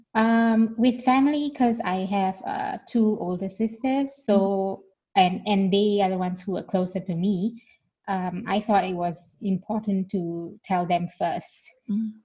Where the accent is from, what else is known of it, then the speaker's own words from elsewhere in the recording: Singapore; moved away as an adult; now in Berlin, Germany; I'm a Singaporean citizen.